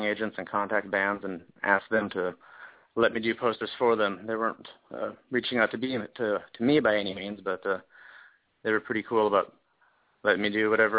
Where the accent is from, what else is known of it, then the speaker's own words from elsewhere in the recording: Montana, United States; moved away as an adult; now in Seattle, United States; As a little kid, I grew up in Montana